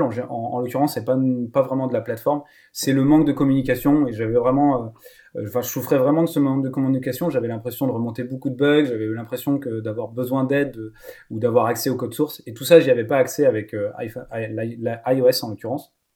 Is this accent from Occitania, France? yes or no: no; Lower Normandy, France; moved away; also born or lived in Rennes; donc je suis né en Normandie, en basse Normandie, mais maintenant réunifié Normandie.